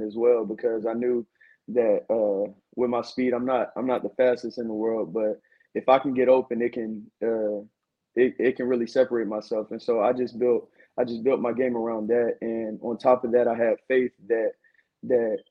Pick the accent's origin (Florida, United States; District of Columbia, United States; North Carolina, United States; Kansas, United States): North Carolina, United States; Winston-Salem; also born or lived in Fayetteville, North Carolina; now in Raleigh, United States; I'm originally from Winston-Salem, North Carolina. Went to high school in Fayetteville, North Carolina at Southview High School